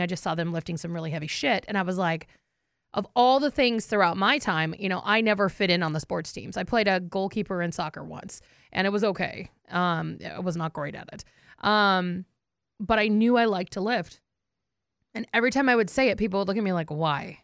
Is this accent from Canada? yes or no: no; North Dakota, United States; I'm, I'm from North Dakota, so I'm a fighting Sioux fan